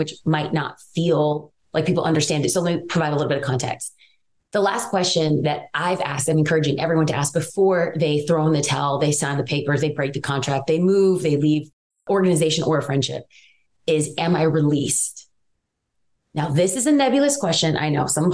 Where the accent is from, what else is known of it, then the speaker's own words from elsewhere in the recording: Los Angeles, California, United States; I am from East